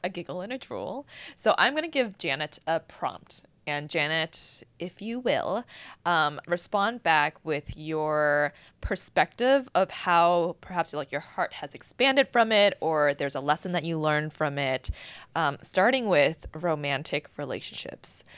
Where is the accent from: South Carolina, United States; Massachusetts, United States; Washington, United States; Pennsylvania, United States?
Massachusetts, United States; Boston; now in Los Angeles, United States; growing up in Boston